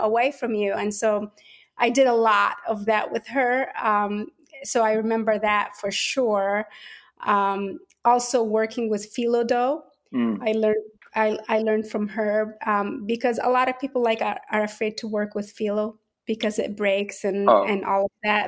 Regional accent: Port Said, Port Said Governorate, Egypt; now in Atlanta, United States; I was born and raised in Port Said, Egypt

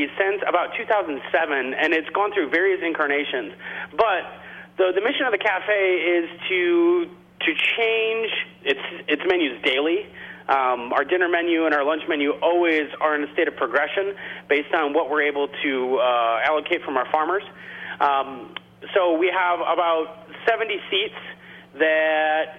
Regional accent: La Farge, Wisconsin, United States; also born or lived in Madison, Wisconsin; grew up about 13 miles away from where our restaurant currently sits in the small town of Lafarge

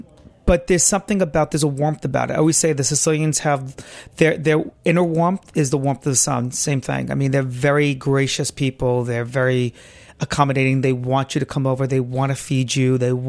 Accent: New York City, New York, United States; Grew up in good old Brooklyn, New York. Right here.

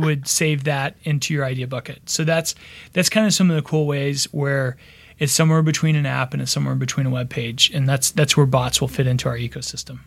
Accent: Texas, United States; moved away as an adult; also born or lived in Austin / Dallas; now in Los Angeles, United States; originally I'm from Texas, from Austin and Dallas

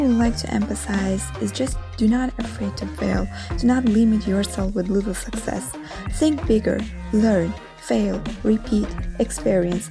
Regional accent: Azerbaijan; now in Rome, Italy

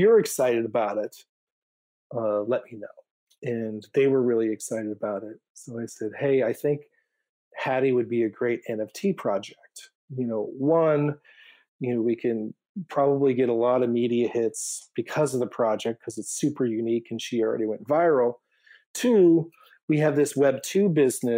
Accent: Maine, United States; moved away as an adult; also born or lived in Chicago; I grew up here in Maine, but, left after high school and went off in college and then adventure. And I landed in Chicago

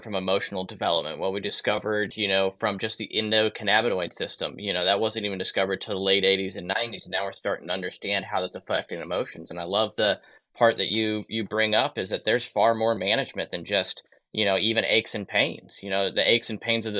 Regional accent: Kansas, United States; also born or lived in Texas; grew up in Kansas

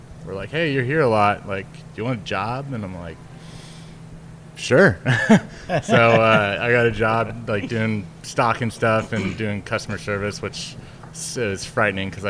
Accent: Boise, Idaho, United States; moved away as an adult; also born or lived in California / Chico, California / San Diego, California; now in New York City, United States; was born in California, grew up in Boise, Idaho.

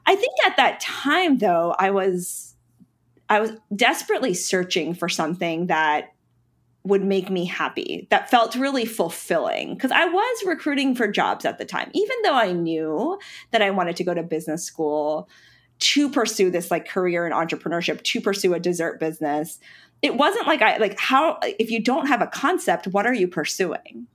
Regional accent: Charlotte, North Carolina, United States; also born or lived in Pennsylvania / Brooklyn, New York; I was born in Pennsylvania, um, and lived there for ten years before my family, my parents, you know, we moved to North Carolina. So I, I consider North Carolina to be my home state, um, and Charlotte to be my hometown.

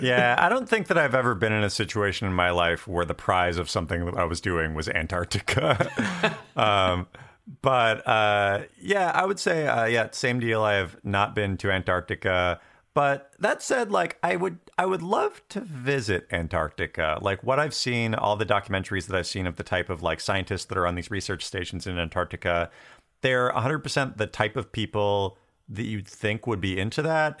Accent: Western Washington State, United States; I grew up in Western Washington State, and I went to school in Eastern Washington State at Washington State University

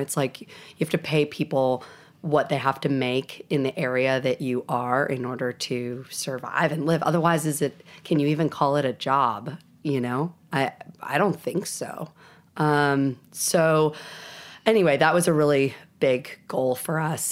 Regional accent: New Jersey, United States; accent: Southern; moved away as an adult; also born or lived in South Carolina / Spain / Los Angeles; now in Asheville, United States; I grew up in New Jersey

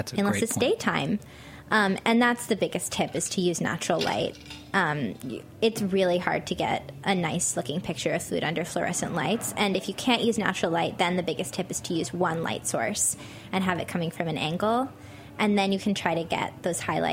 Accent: Baltimore, Maryland, United States; I'm from Baltimore, so not deep in the South

